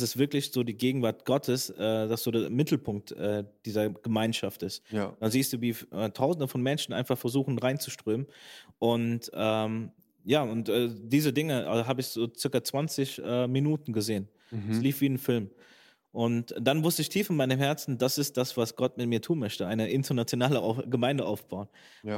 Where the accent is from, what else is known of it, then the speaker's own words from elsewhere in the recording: Bergisch Gladbach, North Rhine-Westphalia, Germany; moved away as an adult; now in Schwerte, Germany; ich bin erstmal in Bergisch Gladbach geboren, aufgewachsen